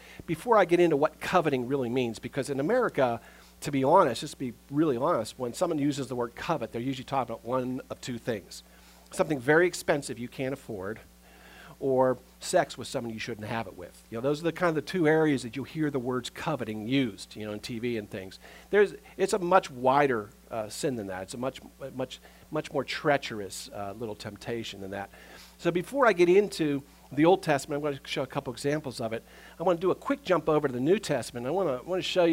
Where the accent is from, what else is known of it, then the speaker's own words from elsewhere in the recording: United States; we as American Christians